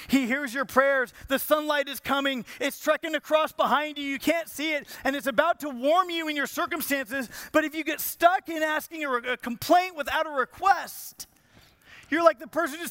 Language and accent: English; Southern California, United States; I am from Southern California. So, and I'm 7 or 8 years old